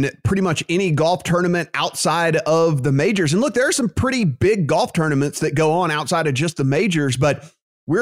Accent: Louisiana, United States; my home state of Louisiana

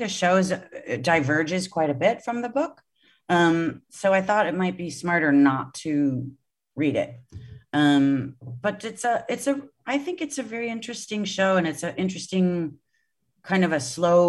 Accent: Boston, Massachusetts, United States; I grew up in Boston, you know, and a city person

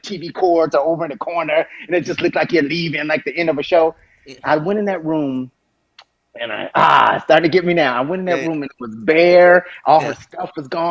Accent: Dayton, Ohio, United States; moved away as an adult; also born or lived in London, England; Born and raised, Dayton, Ohio

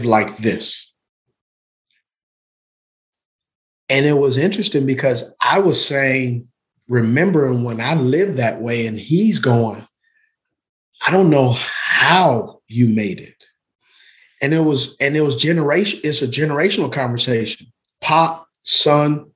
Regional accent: Utah, United States; also born or lived in California; I grew up in Utah.

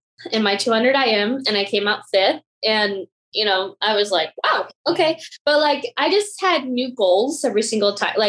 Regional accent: Vietnam; born there; I was born in Vietnam to two parents that had an affair and had me.

